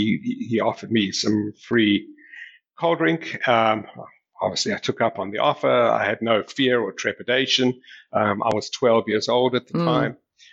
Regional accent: South Africa; As I mentioned, I grew up in South Africa. You know, South Africa in those days was a very conservative society, and I grew up in a very protected environment.

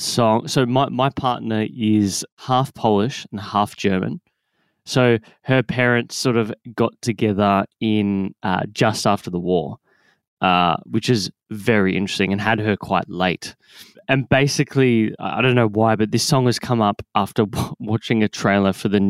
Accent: Australia; us Australians

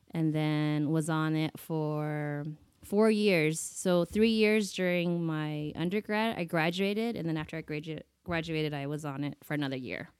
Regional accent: United States; also born or lived in Taiwan; we came to the States when I was seven months, and I've been here ever since

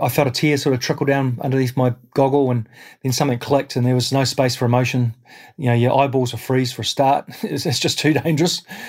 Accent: New Zealand; as a New Zealander

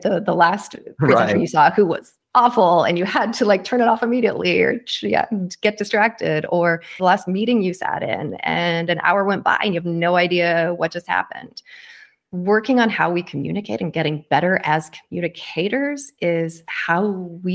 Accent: Kitsap Peninsula, Washington, United States; I grew up on the Kitsap Peninsula across the water from there

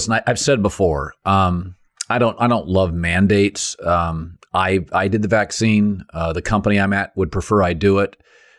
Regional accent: West Coast, United States; To me, I grew up on the West Coast, but I always felt it was different.

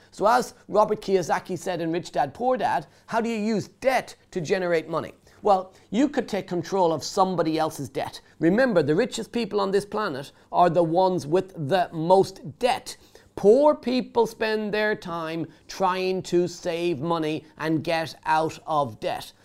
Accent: Ireland; now in United Kingdom; I grew up in Ireland, I moved to the UK

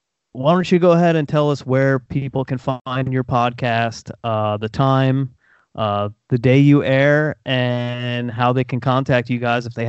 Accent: New York, United States; also born or lived in central Ohio; now in Ohio, United States; I live in central Ohio, and it's about 10 hours to, because I'm originally from New York

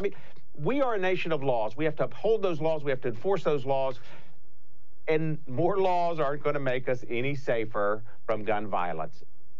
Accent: Florida, United States; I'm from a small town, a medium-sized town here in Florida, in between Tampa and Orlando.

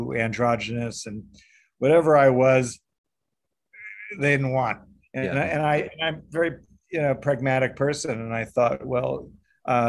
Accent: New York, United States; also born or lived in Evanston, Illinois; I'm from New York. Originally, I was born here

